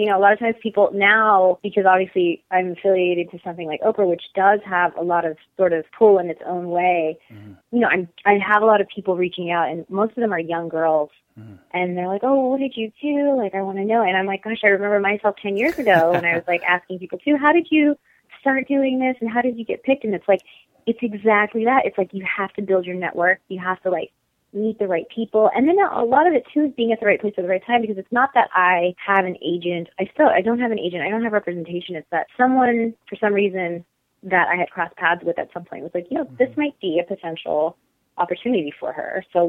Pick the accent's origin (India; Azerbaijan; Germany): India; I'm Indian and we love to throw huge, lavish weddings.